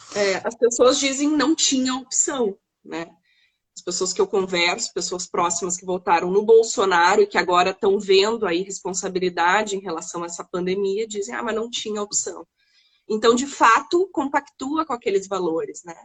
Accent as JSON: {"language": "Portuguese", "town": "Porto Alegre", "region": "Rio Grande do Sul", "country": "Brazil", "tie": "born or raised there", "also_born_or_lived": "Novo Hamburgo / Cachoeirinha", "said": "morava em Porto Alegre, nasci em Porto Alegre, eh, nasci no Hamburgo, logo vim para Porto Alegre. Uh, e com 13 anos fui para Cachoeirinha, passei minha adolescência toda"}